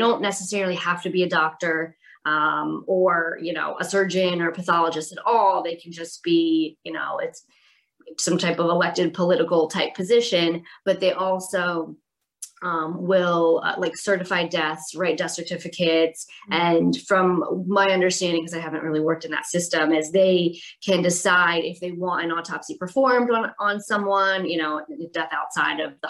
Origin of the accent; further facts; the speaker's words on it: Stroudsburg, Pennsylvania, United States; I'm from Stroudsburg, Pennsylvania